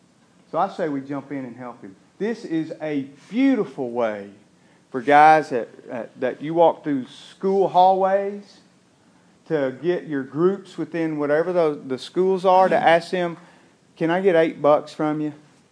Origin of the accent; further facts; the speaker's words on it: Tullahoma, Tennessee, United States; I'm from Tullahoma, and I get that.